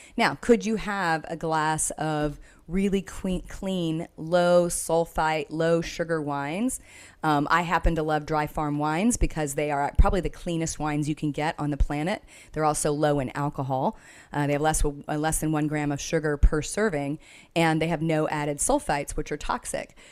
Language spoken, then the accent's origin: English; Texas, United States; I'm from Texas